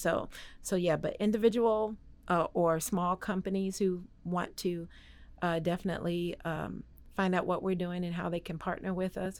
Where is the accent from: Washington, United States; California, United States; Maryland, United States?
Maryland, United States; moved away as an adult; now in Waco, United States; I'm really originally from Maryland